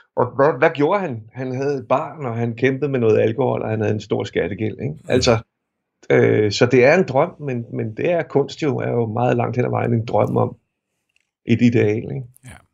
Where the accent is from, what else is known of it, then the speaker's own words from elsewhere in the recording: Fløng, Zealand, Denmark; jeg er vokset op i Fløng